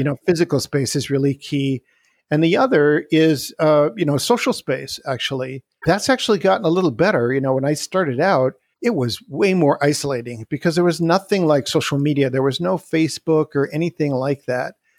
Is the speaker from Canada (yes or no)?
yes; Canada; moved away as an adult; also born or lived in Wisconsin, United States; now in Salt Spring Island, Canada; I was born and raised in Canada